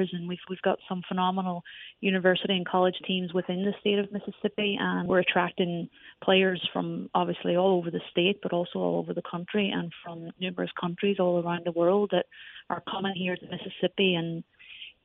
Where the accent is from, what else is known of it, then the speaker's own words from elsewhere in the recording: Ireland; now in United States; you can tell I have a bit of an accent. I come originally from Ireland.